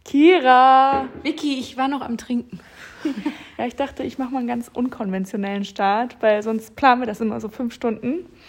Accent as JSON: {"language": "German", "region": "Northern Germany", "country": "Germany", "said": "ich komme aus dem Norden, so ich bin nordisch by nature"}